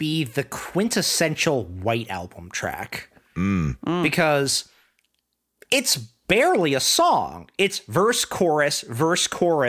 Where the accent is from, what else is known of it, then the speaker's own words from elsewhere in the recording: Virginia, United States; I grew up in Virginia